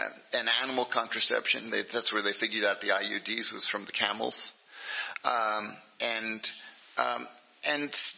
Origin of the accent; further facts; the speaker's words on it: United States; I am American